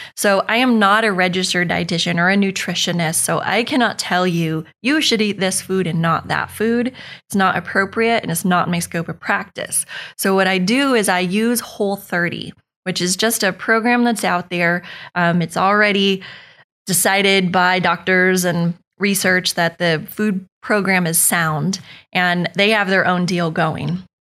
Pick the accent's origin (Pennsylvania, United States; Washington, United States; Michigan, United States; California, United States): California, United States; Northern; moved away as an adult; now in Oakhill; I'm from California. I'm from Northern California